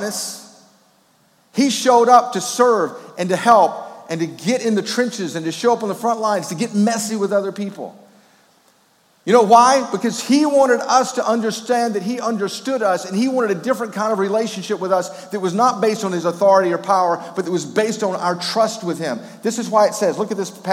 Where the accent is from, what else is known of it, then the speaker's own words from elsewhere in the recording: Memphis, Tennessee, United States; also born or lived in Wrightsville, Georgia; when I was a kid growing up in Memphis, Tennessee